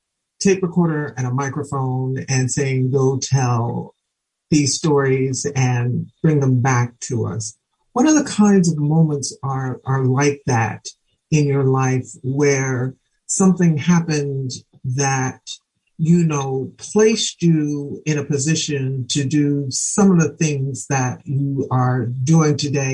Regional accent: Philadelphia, Pennsylvania, United States; I grew up in Philly.

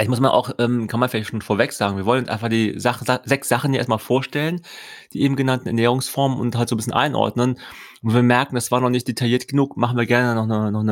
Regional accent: London, United Kingdom; German is a second language; Ich bin aus London.

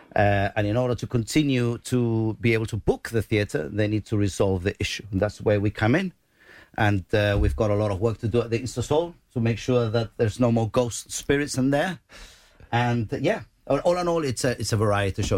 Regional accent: Gibraltar; accent: Llanito; we speak Janito

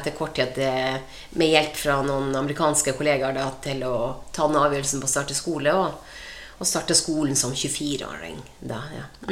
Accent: Båtsfjord, Finnmark, Norway; now in Sarpsborg, Norway; Jeg kommer jo fra Båtsfjord eh, i Øst-Finnmark. og det var Norges største fiskevær den gangen, og de, eh, de sier det fortsatt er det, og det, det er vi nok. Eh, Båtsfjord er et, eh, godt sted å vokse opp.

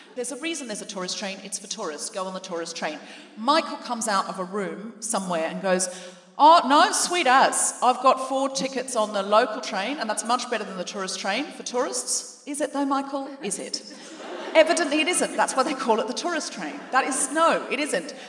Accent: Gold Coast, Queensland, Australia; moved away as an adult; also born or lived in New Zealand; now in London, United Kingdom; I came to London from Australia, where I was raised

